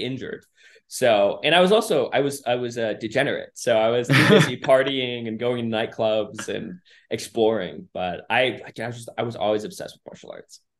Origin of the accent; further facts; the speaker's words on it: Minnesota, United States; growing up in Minnesota